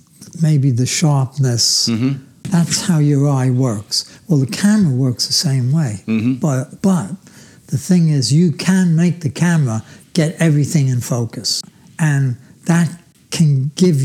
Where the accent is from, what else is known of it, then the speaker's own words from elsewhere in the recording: New York City, New York, United States; I was born in Brooklyn, New York. I was born in Flatbush.